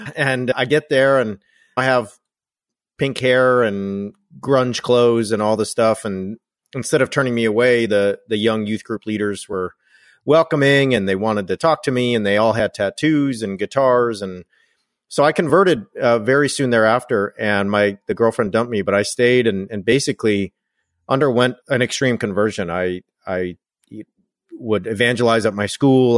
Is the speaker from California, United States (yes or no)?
yes; Orange County, California, United States; also born or lived in United Kingdom / France; where I grew up in Orange County